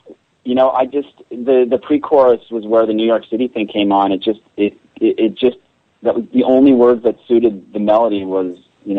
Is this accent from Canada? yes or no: yes; Canada; I'm from Canada